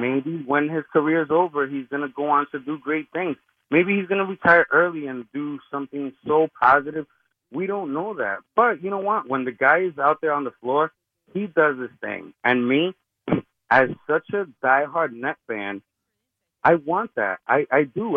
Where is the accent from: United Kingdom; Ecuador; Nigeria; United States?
United States; Hoboken, New Jersey; I'm from Hoboken